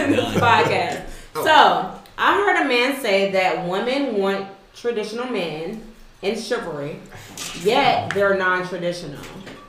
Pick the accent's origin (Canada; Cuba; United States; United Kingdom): United States; Jackson; I'm from Jackson.